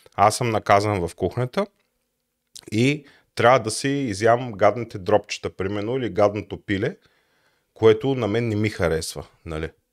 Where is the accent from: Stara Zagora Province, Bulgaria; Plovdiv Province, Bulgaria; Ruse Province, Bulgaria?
Plovdiv Province, Bulgaria; Plovdiv; Роден съм в Пловдив през 1983 година